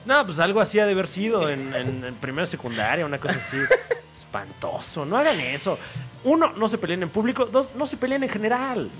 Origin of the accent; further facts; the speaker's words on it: State of Mexico, Mexico; yo soy oriundo del Estado de México